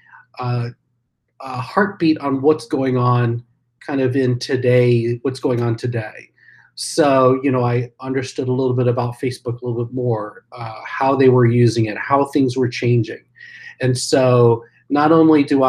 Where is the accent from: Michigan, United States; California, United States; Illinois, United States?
Illinois, United States; Champaign; I'm also a townie, if you can believe that. So I grew up in Champaign.